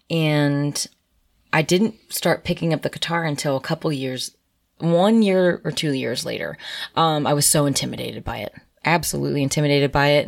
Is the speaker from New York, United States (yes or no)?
no; Harrisburg, Pennsylvania, United States; moved away as an adult; born and raised in Harrisburg, Pennsylvania.